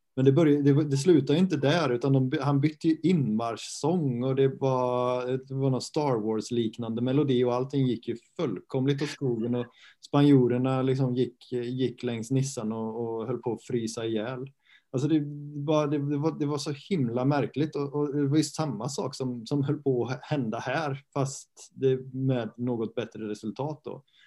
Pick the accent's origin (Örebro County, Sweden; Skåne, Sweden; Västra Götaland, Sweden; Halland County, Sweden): Västra Götaland, Sweden; Götene; now in Halmstad, Sweden; jag kommer från eh, Götene, samma ort som Arne Selmosson